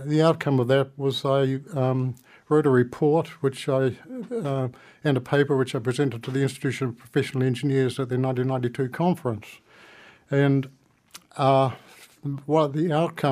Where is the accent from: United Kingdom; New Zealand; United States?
New Zealand; Eastbourne, Wellington; I was born and bred in Wellington. I grew up in Eastbourne, and during the 1950s, I used to commute from Eastbourne to Wellington College